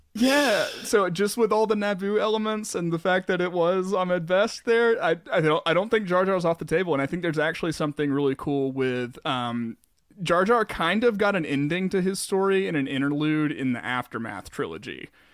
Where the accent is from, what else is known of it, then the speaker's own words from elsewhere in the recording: the South, United States; growing up in the South my whole life